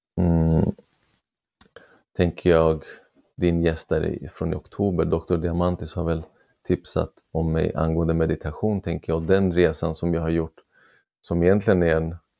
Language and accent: Swedish; Sweden; född och uppvuxen i Sverige med, med föräldrar från Iran